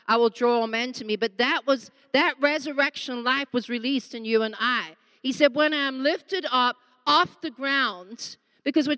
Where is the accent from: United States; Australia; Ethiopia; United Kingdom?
Australia; now in South Africa; I'm actually an Aussie living here, but married to this lamb